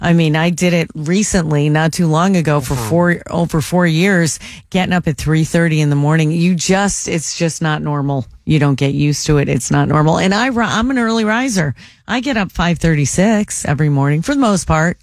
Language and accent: English; Connecticut, United States; moved away as an adult; also born or lived in Ohio; now in Cincinnati, United States; Connecticut, born and raised in Connecticut.